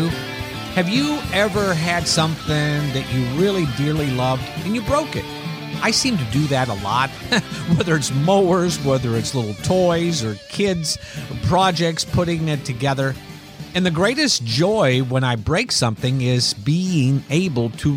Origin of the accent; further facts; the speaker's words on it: Iowa, United States; as a child growing up in Iowa, we really weren't a religious family